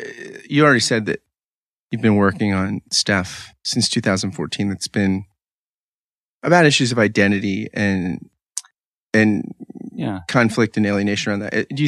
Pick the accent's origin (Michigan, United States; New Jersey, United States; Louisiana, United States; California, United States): New Jersey, United States; Pitman; I grew up in Pittman, New Jersey, though